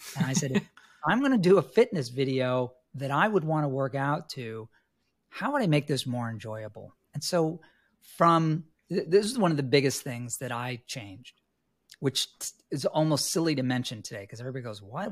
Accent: New York City, New York, United States; moved away; also born or lived in Los Angeles; I was born and raised in New York City

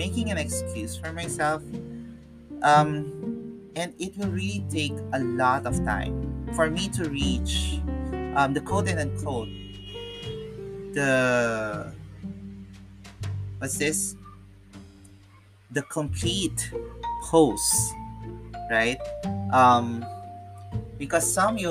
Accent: Philippines; I'm a Filipino

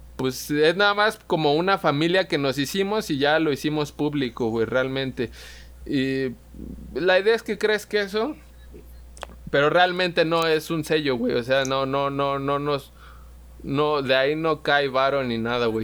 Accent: Pátzcuaro, Michoacán, Mexico; also born or lived in Morelia; yo era allí como el rockerillo eh, en Pátzcuaro, güey, era de donde soy

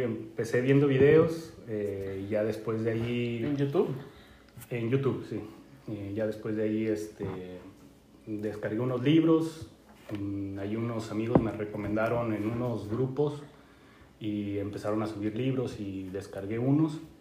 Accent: Guadalajara, Jalisco, Mexico; moved away as an adult; now in Canada; soy originario de México, se podrán dar cuenta. Eh, nací eh, y crecí en Guadalajara, Jalisco

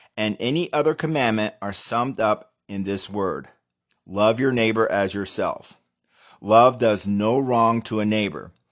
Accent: United States

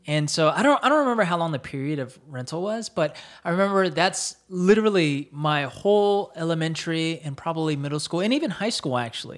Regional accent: Fayetteville, North Carolina, United States; moved away as an adult; also born or lived in New Jersey; I grew up in Fayetteville, North Carolina

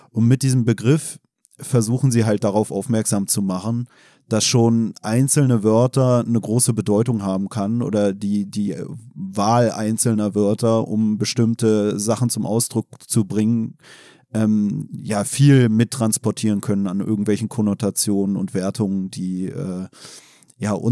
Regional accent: Germany; ja, ich muss mich darauf berufen, weil ich bin ja Deutscher in Anführungsstrichen. Ja, dann lass doch einfach aufs Grundgesetz berufen, weil eigentlich sind wir beide Deutsche.

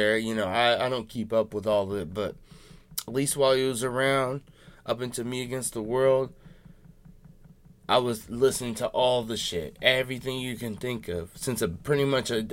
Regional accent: Seattle, Washington, United States; I'm from Seattle.

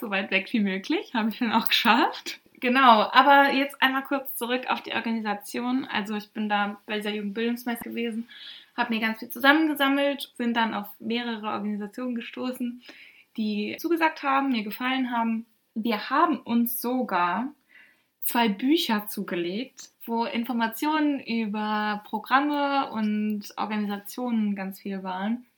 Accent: North Rhine-Westphalia, Germany; wir kommen halt aus NRW

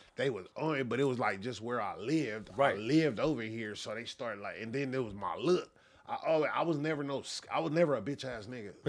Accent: Los Angeles, California, United States; also born or lived in Inglewood; I'm born and raised

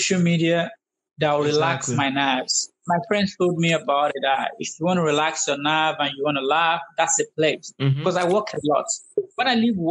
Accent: Nigeria; now in United States; We're Nigerian, but now we're American

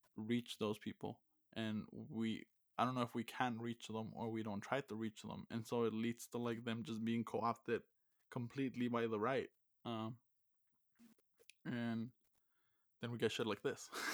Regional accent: Texas, United States; I'm from Texas.

